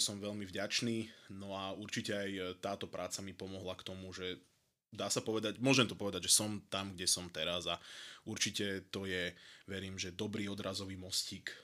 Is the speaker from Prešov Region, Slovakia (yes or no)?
no; Prievidza, Trenčín Region, Slovakia; pochádzam z Prievidze